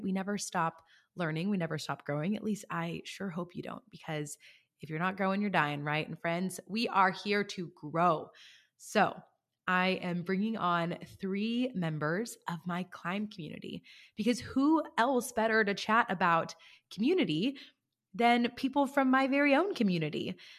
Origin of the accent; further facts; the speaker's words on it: California, United States; I'm from California, and in our four-H and F F A, in California